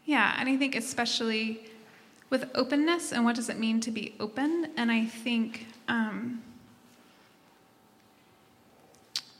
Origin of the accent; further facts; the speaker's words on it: Tennessee, United States; moved away; I'm headed to Tennessee, my hometown